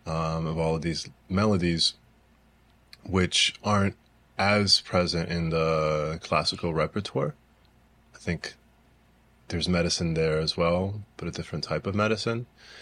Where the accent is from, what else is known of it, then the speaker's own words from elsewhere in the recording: Brazil; born there; also born or lived in United States; Being from Brazil, it wasn't for a long time that it took me a long time to realize, you know, I was born in Brazil. I grew up playing violin and studying in the U.S. and studying in Europe